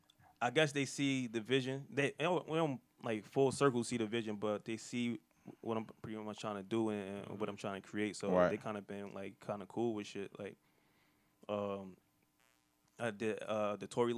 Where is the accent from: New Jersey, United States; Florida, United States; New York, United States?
New Jersey, United States; Irvington; also born or lived in Newark, New Jersey; from Irvington, New Jersey